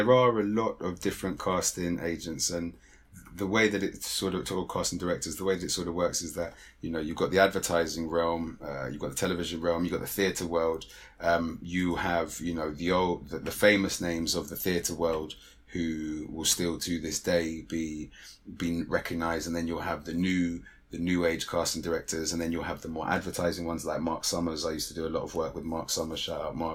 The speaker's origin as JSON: {"language": "English", "region": "London", "country": "United Kingdom", "tie": "born or raised there", "said": "I'm a Londoner through and through. So I mean that in the term that I was born and raised within literally zone one and zone two"}